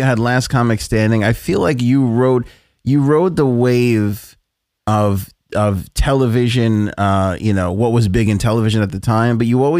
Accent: New York City, New York, United States; moved away as an adult; now in Long Island, United States; So I grew up in Queens, right? And my whole family, we all grew up in the same area. I moved out to Long Island where I am now. It's an hour drive to where I am now.

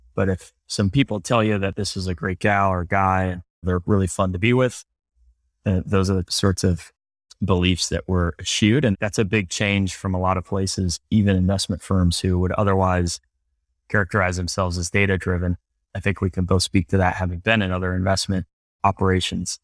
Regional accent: Cleveland, Ohio, United States; moved away as an adult; also born or lived in Princeton; I was born and raised in Cleveland, Ohio

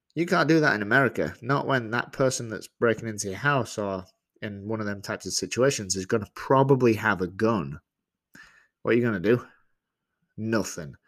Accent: Leeds, Yorkshire and the Humber, United Kingdom; moved away as an adult; now in Georgia, United States; I originally grew up, was born and raised in England and, uh, in a small place called Leeds

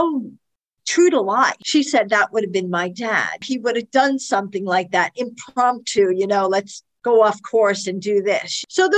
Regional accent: Brooklyn, New York, United States; I came from Brooklyn and this lieutenant had come from upstate New York.

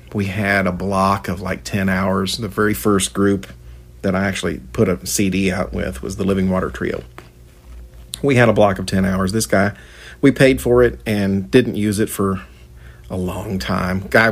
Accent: Indiana, United States; here in Indianapolis in my home state

